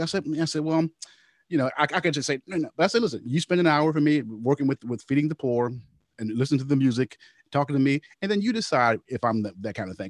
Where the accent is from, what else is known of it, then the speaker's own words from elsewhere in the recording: Louisville, Kentucky, United States; my hometown, Louisville